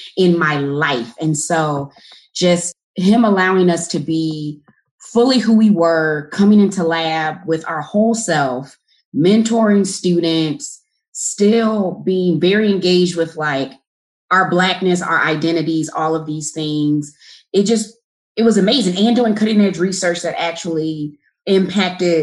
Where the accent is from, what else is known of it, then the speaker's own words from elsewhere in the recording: Newnan, Georgia, United States; moved away as an adult; I am from Noonan, Georgia. So it's a small town about 35, 40 minutes south from Hartsfield-Jackson Airport